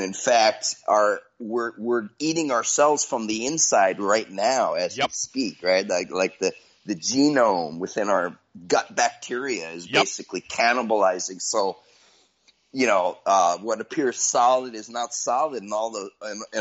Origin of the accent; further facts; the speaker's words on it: United States; I'm an American